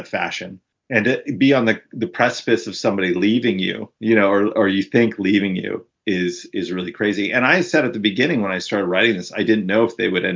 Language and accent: English; Arizona, United States; I'm from Arizona. I was born in Arizona and I went to school in Tucson